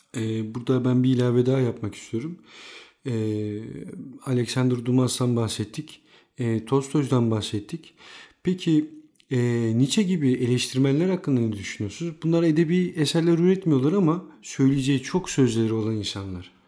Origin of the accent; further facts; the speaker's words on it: Istanbul, Turkey; ben de İstanbul'da doğdum, büyüdüm